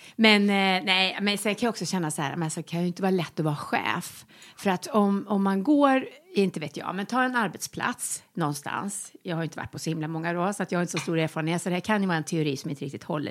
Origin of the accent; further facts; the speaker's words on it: Västergötland, Västra Götaland, Sweden; moved away; also born or lived in Malmö; när jag bodde alltså, hemma i Västergötland